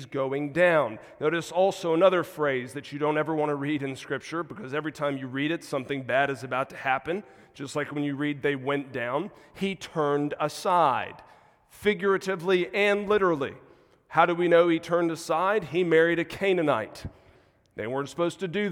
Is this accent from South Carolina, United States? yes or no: yes; South Carolina, United States; moved away as an adult; also born or lived in Mississippi; now in Chattanooga, United States; Grown up most of my life in South Carolina and Deep South